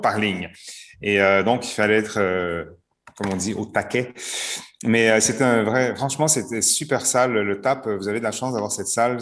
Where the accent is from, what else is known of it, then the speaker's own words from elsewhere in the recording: Canada; moved away; also born or lived in Montreal; Je suis canadien d'origine.